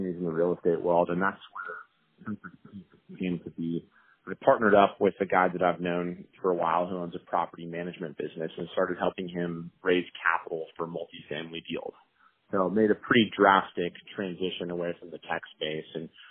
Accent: Colorado, United States; moved away as an adult; also born or lived in Los Angeles / San Francisco; I grew up in Colorado

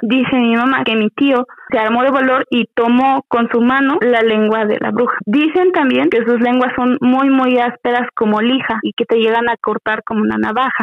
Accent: a town bordering Apan, Hidalgo, Mexico; la ciudad que colinda con mi pueblo

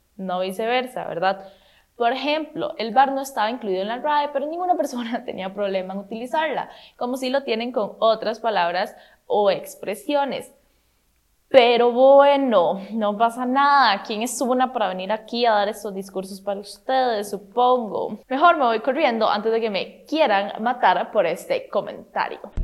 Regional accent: Costa Rica; qué orgullo ser tico

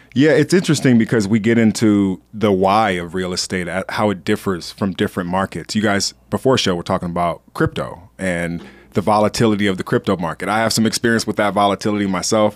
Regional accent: Los Angeles, California, United States; I'm from a, a, a, a gangster area in L

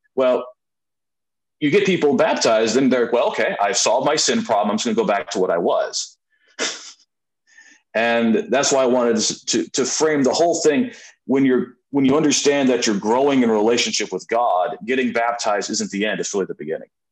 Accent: Rockford, Illinois, United States; moved away as an adult; also born or lived in Madison, Wisconsin / Norwalk, Ohio; now in Venice, United States; I'm from Northern Illinois, town called Rockford, Illinois

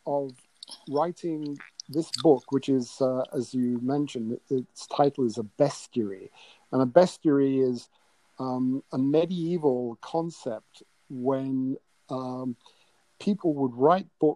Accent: England, United Kingdom; moved away; growing up in England when I did in the 60s

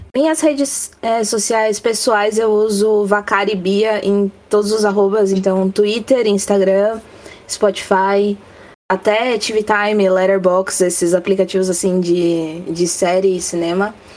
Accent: ABC Paulista, São Paulo, Brazil; Eu sou do Ninho Mais Emo de São Paulo, ABC Paulista.

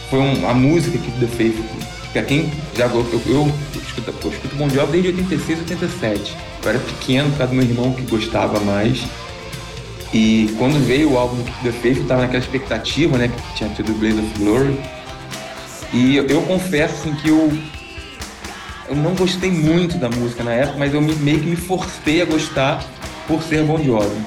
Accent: Rio de Janeiro, Brazil; eu sou do Rio de Janeiro, eu estava no Cefet

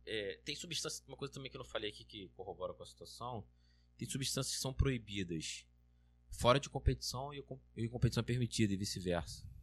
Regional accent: Rio de Janeiro, Brazil; eu sou carioca, eu sou, sou mais acostumado, assim.

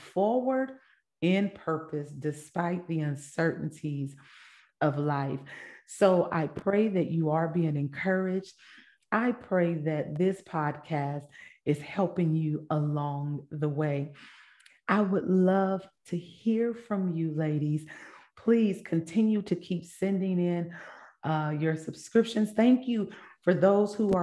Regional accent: Vallejo, California, United States; also born or lived in Kansas City, Missouri / Fairfield, California; I was born in Kansas City, Missouri, but I was raised in Cali, California, where my Cali people

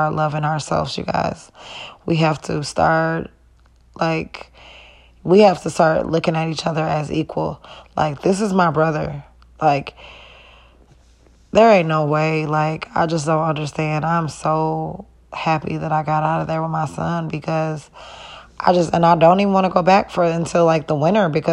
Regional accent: Wisconsin, United States; also born or lived in Illinois; I was born in Illinois, but I was raised in Wisconsin. So Wisconsin is my home

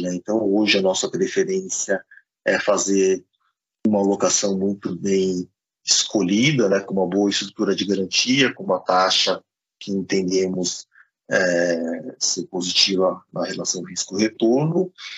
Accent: Brazil; também somos brasileiros

